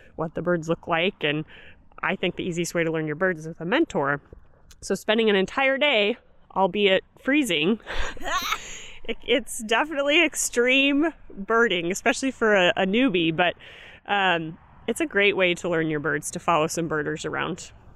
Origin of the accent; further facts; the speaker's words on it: Kirksville, Missouri, United States; I'm from Kirksville